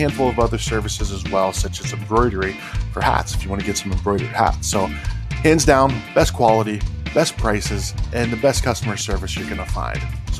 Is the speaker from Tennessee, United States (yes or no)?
no; Ohio, United States; moved away; I grew up in Ohio, and my sister and brother-in-law own a dairy farm, so I hated farms growing up.